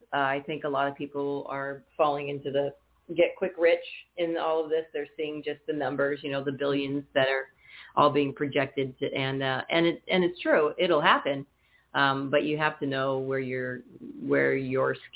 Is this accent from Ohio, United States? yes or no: no; Napa, California, United States; moved away; I want to move back to California, where I'm from, Northern California. And now I'm from Napa